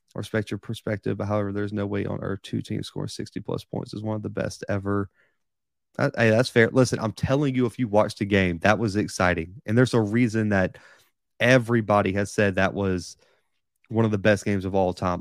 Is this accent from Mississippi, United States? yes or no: no; Mobile, Alabama, United States; I'm from Mobile, Alabama, so we are right at sea level